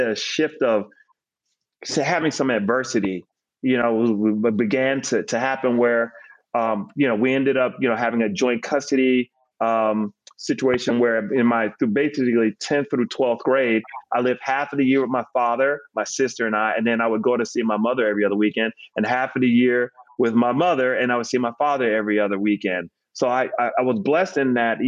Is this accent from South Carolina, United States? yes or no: no; Decatur, Georgia, United States; also born or lived in Harlem, New York / North Carolina; I was born in Harlem, but moved south when I was four. We stopped off in North Carolina for a few years. And then we moved down to Atlanta and moved to Decatur and planted roots there from the time I was eight years old on. So I consider that home